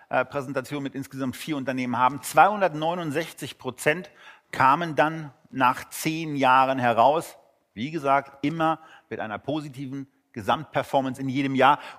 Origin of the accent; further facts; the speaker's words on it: Berlin, Germany; Als Berliner ist man da geneigt, Geschichten darüber zu erzählen.